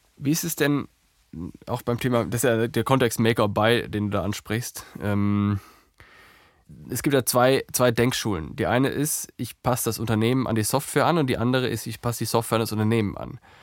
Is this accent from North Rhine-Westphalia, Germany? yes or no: yes; Herdecke, North Rhine-Westphalia, Germany; die äh, Gegend von Dortmund ist meine Heimat. Ich bin in Herdecke groß geworden.